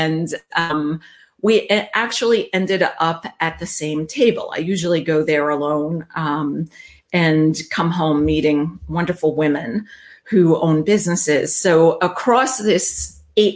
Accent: New York, United States; accent: New York truck driving accent; I am from New York

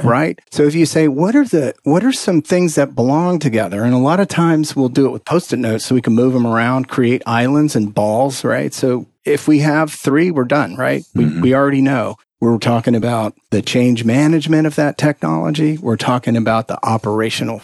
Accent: Texas, United States; I'm from Texas

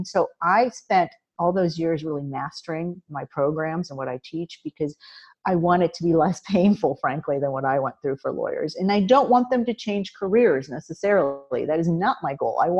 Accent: Midwest, United States; I grew up in the Midwest

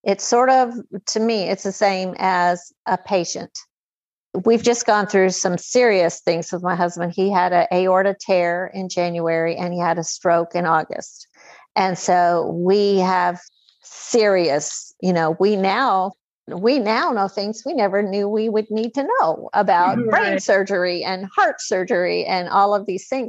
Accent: United States; accent: hillbilly

